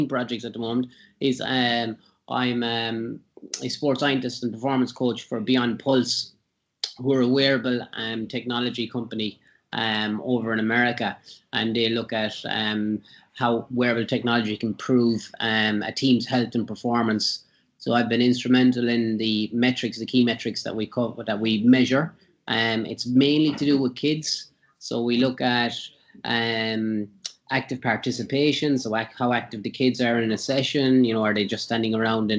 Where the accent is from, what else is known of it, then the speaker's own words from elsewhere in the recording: County Cork, Munster, Ireland; I'm Irish, from County Cork, so I was born and raised there.